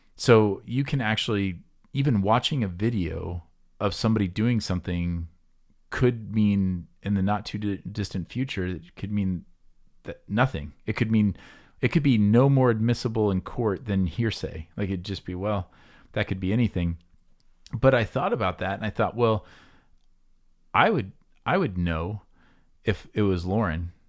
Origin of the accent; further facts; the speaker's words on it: near Des Moines, Iowa, United States; I grew up near Des Moines